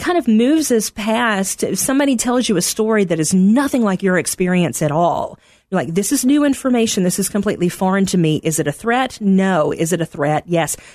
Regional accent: Middle Tennessee, United States; moved away as an adult; also born or lived in Arkansas / Texas; now in Chicago, United States; I am originally from Middle Tennessee, grew up about thirty minutes southeast of Nashville

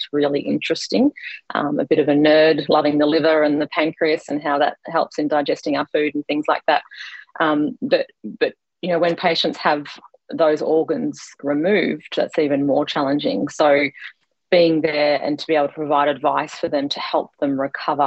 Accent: Queensland, Australia; also born or lived in Victoria; So I grew up in Victoria, but moved to Queensland when I was quite young. So I've grown up mostly in Queensland.

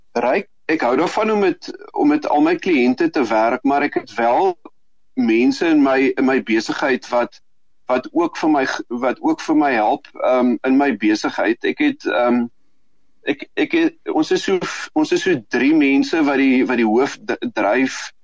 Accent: South Africa; ons as Suid-Afrikaners

